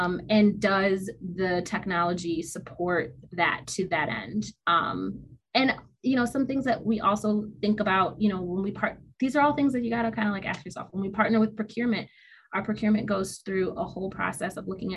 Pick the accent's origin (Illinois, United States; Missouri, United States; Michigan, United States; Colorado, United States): Michigan, United States; Detroit; I'm from Detroit